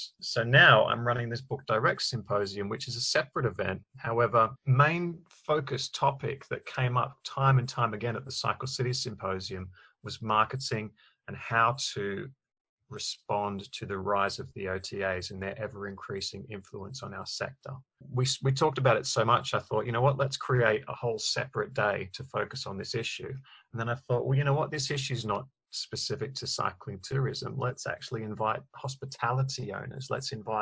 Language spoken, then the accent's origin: English; Newcastle, New South Wales, Australia; moved away as an adult; now in London, United Kingdom; I'm Australian. I was brought up in Newcastle, Australia.